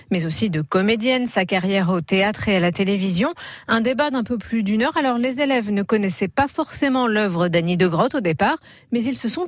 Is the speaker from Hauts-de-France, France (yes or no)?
yes; Hauts-de-France, France; On vient du Nord tous les deux. Vraiment, ça c'est particulier le Nord.